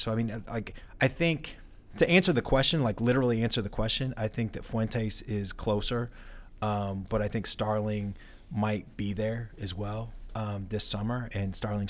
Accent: Kansas City, Missouri, United States; I was from Kansas City

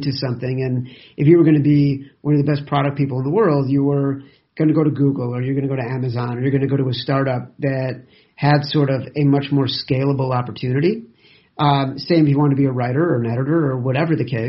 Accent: Chicago, Illinois, United States; growing up in Chicago

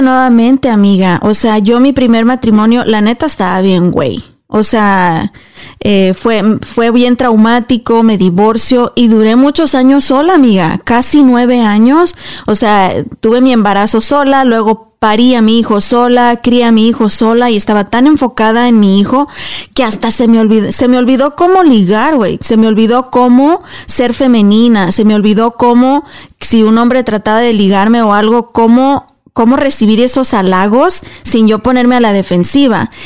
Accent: Mexico; moved away as an adult; yo hablo por nosotras las mexicanas, eh, yo me crié en México hasta los 22 años

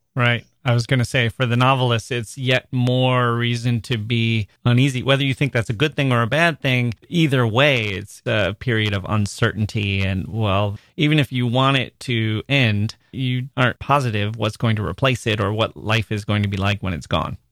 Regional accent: United States; as an American adult

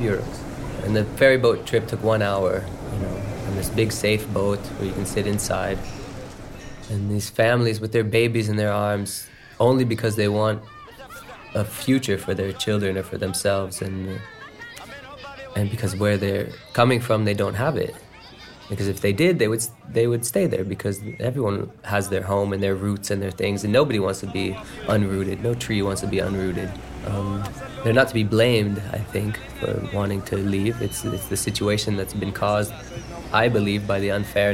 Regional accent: United States; I was born in America

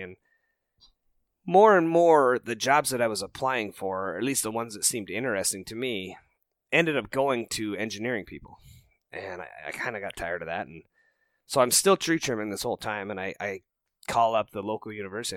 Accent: Rocky Mountains, United States; moved away as an adult; also born or lived in Minnesota; I didn't grow up in the whitetail woods. I grew up out in the Rocky Mountains

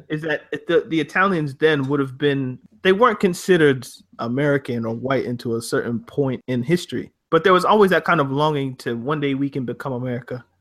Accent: Canada; When I was growing up in Canada

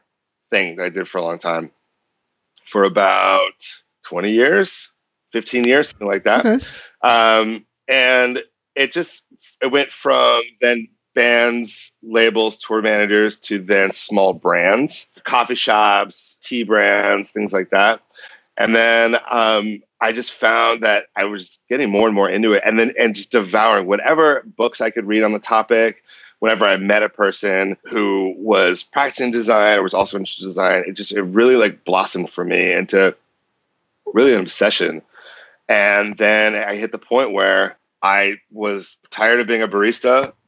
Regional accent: Boston, Massachusetts, United States; moved away as an adult; now in San Francisco Bay Area, United States; I grew up in Boston, in okay. and around Boston. And I moved to the Bay Area 11 years ago

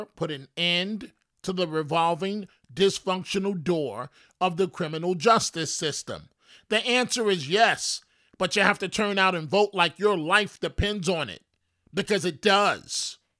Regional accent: New York City, New York, United States; my life growing up in New York City

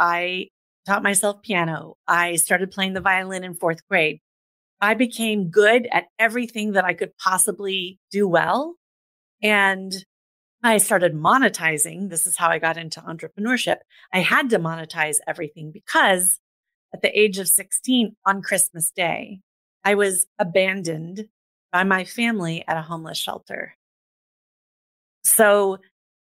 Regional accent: Des Moines, Iowa, United States; I grew up in the mid 80s in the middle of the United States

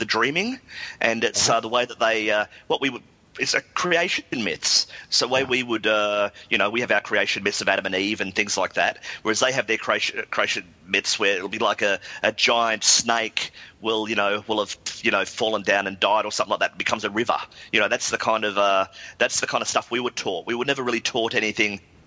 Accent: Australia; moved away as an adult; now in London, United Kingdom; when you're growing up in Australia

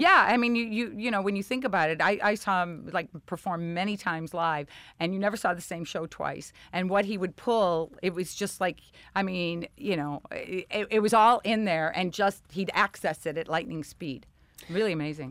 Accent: Chicago, Illinois, United States; accent: Chicago; moved away; growing up in Chicago with the dancing school and the beauty shop

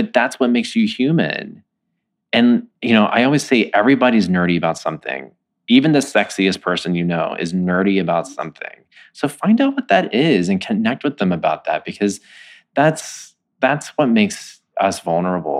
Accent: Texas, United States; moved away; I'm from Texas

